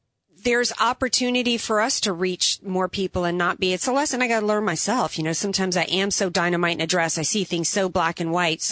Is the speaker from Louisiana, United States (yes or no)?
yes; New Orleans, Louisiana, United States; I'm from the New Orleans area